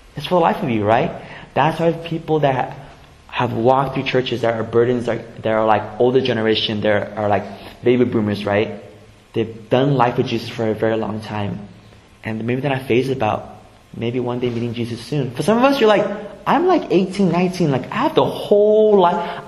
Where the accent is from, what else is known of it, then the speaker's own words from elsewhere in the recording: San Jose, California, United States; I grew up here in the Bay Area, grew up in San Jose on the east side my whole life